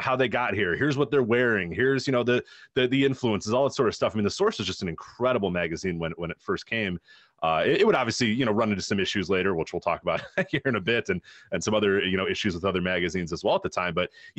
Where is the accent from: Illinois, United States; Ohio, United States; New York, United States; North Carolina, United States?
Illinois, United States; Chicago; because I mean, obviously growing up in the 90s, growing up in Chicago in the 90s, a great time to become a basketball fan, obviously.